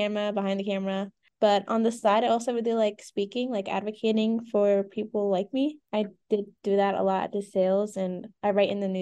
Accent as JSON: {"language": "English", "area": "Lehigh Valley", "region": "Pennsylvania", "country": "United States", "said": "I'm from the Lehigh Valley area"}